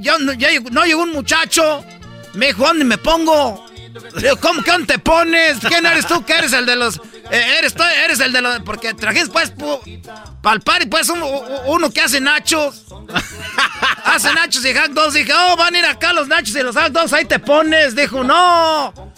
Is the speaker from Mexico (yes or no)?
yes; Michoacán, Mexico; yo pues vengo de Michoacán y a mí me tienen envidia pues todos porque soy de Michoacán